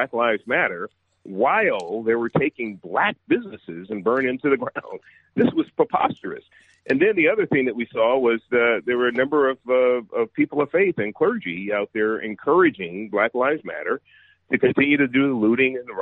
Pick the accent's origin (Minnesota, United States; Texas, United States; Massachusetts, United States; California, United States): California, United States; San Francisco; I was born and raised in San Francisco and was raised a liberal progressive